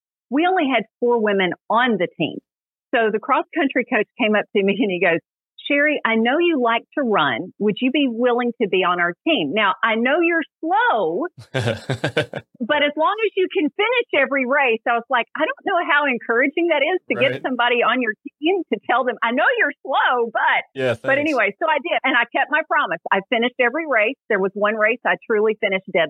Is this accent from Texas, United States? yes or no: no; Middle Tennessee, United States; I grew up in Middle Tennessee